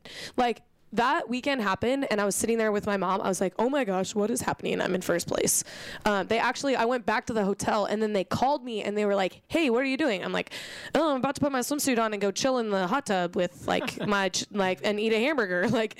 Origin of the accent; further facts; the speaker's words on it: Norway; Hey, I want to go. I'm from Norway. I've got pride.